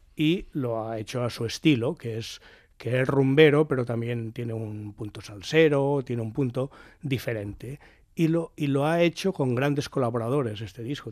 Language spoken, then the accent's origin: Spanish; Barcelona, Catalonia, Spain; yo soy del barrio de la Sara Familia, mis padres se casaron en la Sara Familia, a mí me bautizaron en la Sara Familia